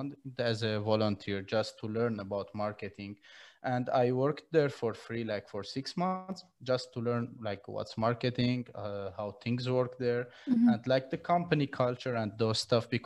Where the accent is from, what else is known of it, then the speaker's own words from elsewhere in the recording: Syria; moved away as an adult; now in Armenia; I was born in Syria in 2004, created to Armenia because of the war in Syria